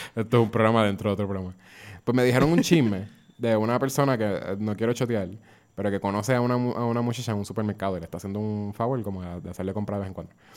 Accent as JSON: {"language": "Spanish", "country": "Puerto Rico"}